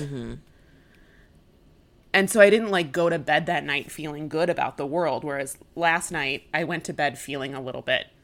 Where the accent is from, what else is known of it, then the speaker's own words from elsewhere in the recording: Chicago, Illinois, United States; as a Chicagoan